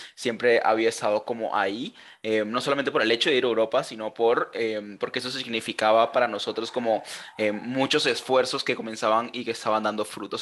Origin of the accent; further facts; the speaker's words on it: Colombia; also born or lived in Germany; soy colombiano, aunque no parezca